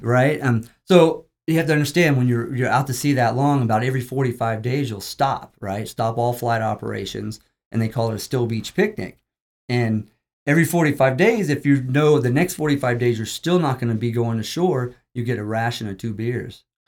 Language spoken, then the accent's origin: English; Bartlesville, Oklahoma, United States; also born or lived in Virginia; I am from Oklahoma. I've, I'm born and raised for a lot of my life in Bartlesville, Oklahoma